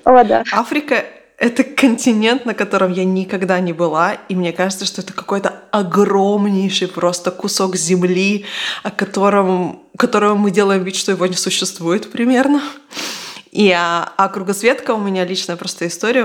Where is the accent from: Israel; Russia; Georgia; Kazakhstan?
Israel; я выросла в Израиле